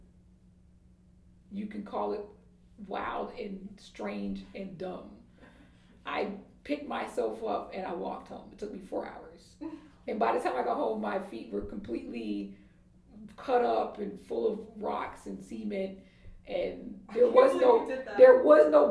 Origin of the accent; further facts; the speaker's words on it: Atlanta, Georgia, United States; moved away; I'm from Atlanta